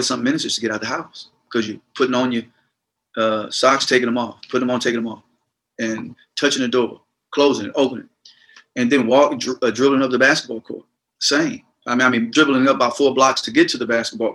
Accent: Gulfport, Mississippi, United States; I was born and raised in Gulfport, Mississippi

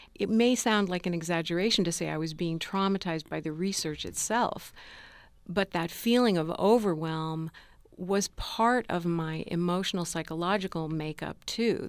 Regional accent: United States; I was born in this country at the end of the nineteen fifties

